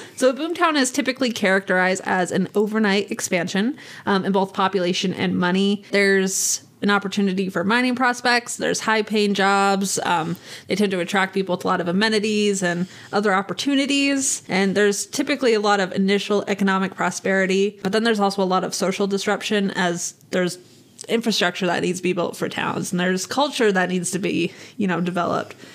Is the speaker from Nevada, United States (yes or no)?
yes; Nevada, United States; we were raised in Nevada